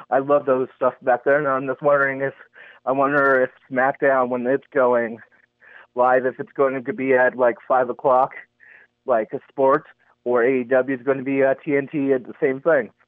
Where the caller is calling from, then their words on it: Simi Valley, California, United States; I'm from Simi Valley, California.